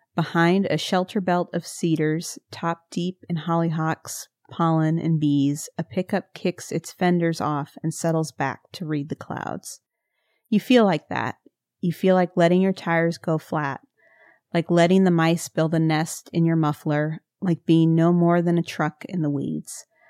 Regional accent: Missouri, United States; I'm from Missouri

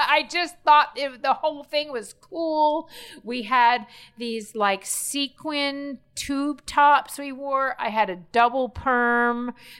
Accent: Miami Beach, Florida, United States; So growing up in Miami Beach, very late 70s, my neighbors were …, okay?

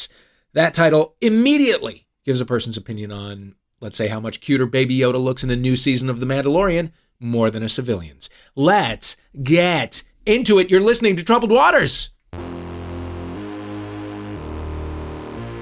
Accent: St. Louis, Missouri, United States; I'm from St. Louis

